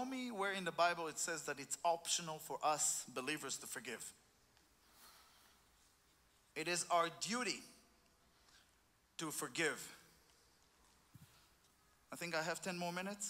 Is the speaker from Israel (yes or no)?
yes; Israel; I'm from Israel